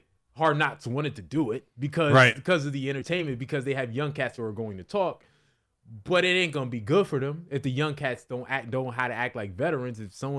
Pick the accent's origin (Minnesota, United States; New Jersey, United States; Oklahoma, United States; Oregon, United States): New Jersey, United States; Listen, I'm from North Jersey, so obviously I'm from the 10 minutes outside of Manhattan.